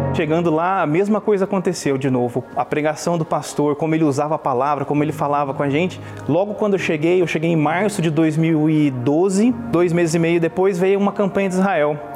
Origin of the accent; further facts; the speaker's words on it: Brazil; now in Los Angeles, United States; eu sou brasileiro, vivo nos Estados Unidos